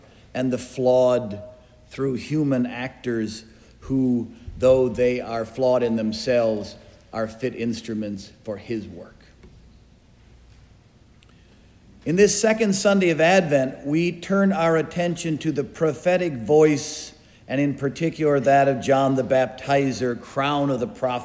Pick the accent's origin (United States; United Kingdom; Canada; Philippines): United States; as an American